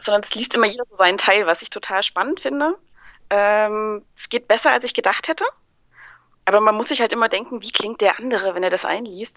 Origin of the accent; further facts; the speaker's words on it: Thuringia, Germany; now in Stuttgart, Germany; Ansonsten komme ich gar nicht aus Stuttgart eigentlich. Ich äh, lebe und arbeite hier nur mittlerweile. Ich komme aus dem schönen Thüringen.